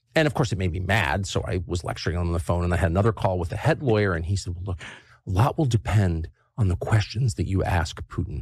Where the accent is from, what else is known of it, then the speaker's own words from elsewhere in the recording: United States; I'm American, and I've lived here my whole life